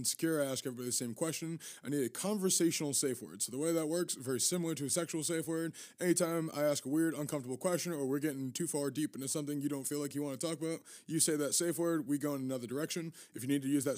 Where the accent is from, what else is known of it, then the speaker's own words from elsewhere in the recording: Massachusetts, United States; I'm from New England myself. I'm from here, Massachusetts